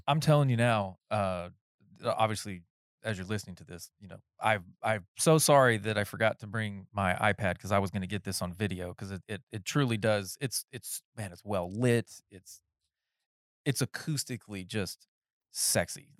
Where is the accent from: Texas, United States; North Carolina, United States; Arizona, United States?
North Carolina, United States; moved away; I was raised in North Carolina in the woods